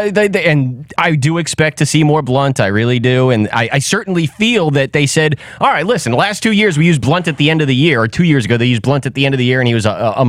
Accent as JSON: {"language": "English", "town": "Worcester", "region": "Massachusetts", "country": "United States", "tie": "born or raised there", "said": "Calling the cops is Worcester, and that's where I grew up. I grew up in Worcester."}